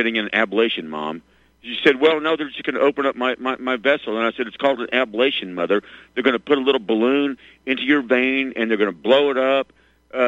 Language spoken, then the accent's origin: English; Arkansas, United States; I grew up in Arkansas.